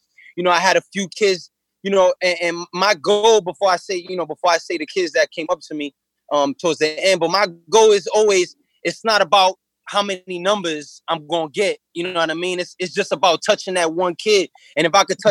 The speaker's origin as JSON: {"language": "English", "town": "New York City", "region": "New York", "country": "United States", "tie": "born or raised there", "said": "I grew up in Coney Island, and I lived in Coney Island as a kid"}